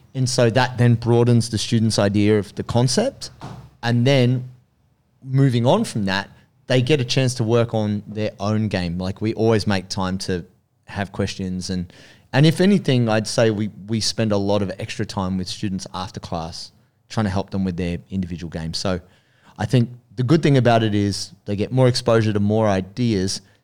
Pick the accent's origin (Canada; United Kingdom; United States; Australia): Australia; Sydney, New South Wales; moved away as an adult; also born or lived in Blue Mountains / Melbourne; I grew up in Sydney as a teenager